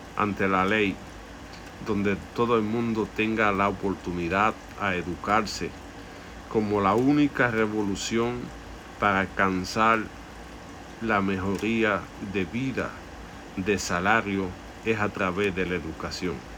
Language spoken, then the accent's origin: Spanish; Dominican Republic; es nuestra tierra por eso debemos defender el derecho a vivir como dominicanos